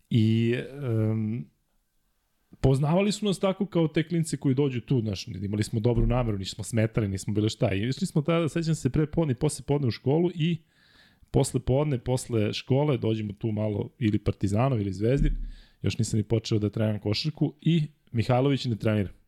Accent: Belgrade, Serbia; ja sam rođen u Ljutice Bogdana 2 kroz 4. To je ulica poznata po stadionu Marakana. Međutim, ovo su soliteri između Zvezdinog i Partizanovog stadiona i baš moj soliter e, je baš u sredini.

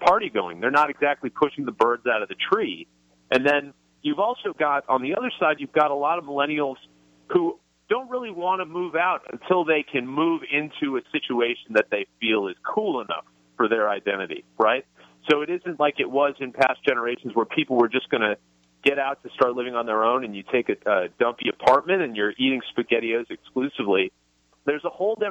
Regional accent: Minneapolis, Minnesota, United States; also born or lived in Tennessee; now in Los Angeles, United States; I grew up in Minneapolis

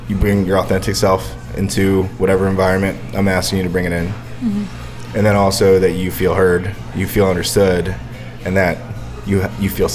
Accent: Bristol, Pennsylvania, United States; moved away; also born or lived in California; I grew up in Bristol, PA, you know, on a Buckley Street

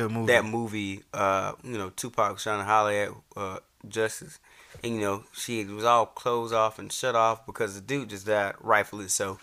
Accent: Atlanta, Georgia, United States; I'm from Atlanta

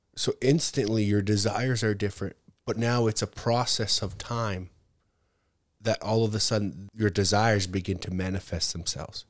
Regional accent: Canada; I was born in Canada, raised in Canada

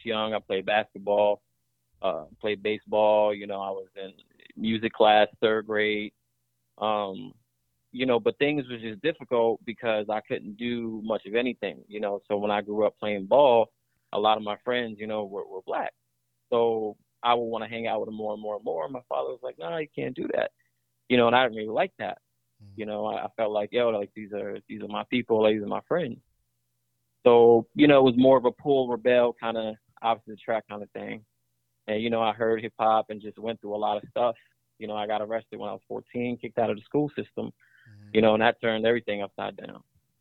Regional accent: Elizabeth, New Jersey, United States; now in Atlanta, United States; I actually was born and raised in Elizabeth, New Jersey.

